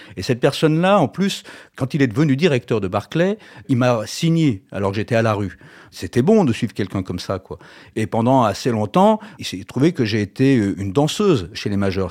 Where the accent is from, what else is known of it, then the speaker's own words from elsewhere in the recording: Lyon, Auvergne-Rhône-Alpes, France; on est des Lyonnais